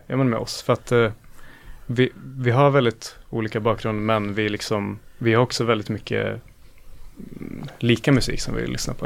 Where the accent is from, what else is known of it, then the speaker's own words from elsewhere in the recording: Östersund, Jämtland, Sweden; now in Gothenburg, Sweden; jag är från Östersund